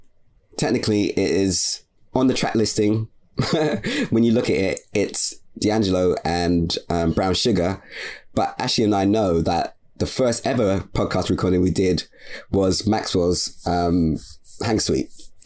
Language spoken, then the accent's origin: English; Canada; I'm from Canada, but yeah, you are getting some neo soul shit.